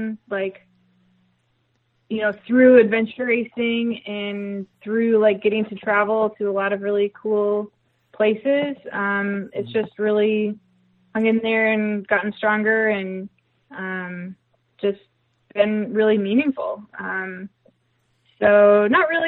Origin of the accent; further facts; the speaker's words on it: Duluth, Minnesota, United States; moved away; we're getting married in Duluth, Minnesota, which is my hometown